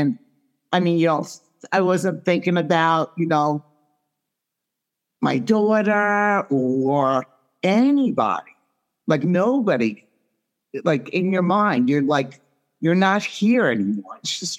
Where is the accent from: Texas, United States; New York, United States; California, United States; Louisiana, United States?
New York, United States; Long Island; Long Island.